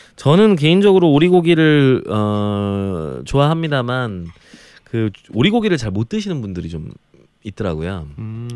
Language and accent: Korean; Jeolla, South Korea; 그래서 저는 전라도 출신인데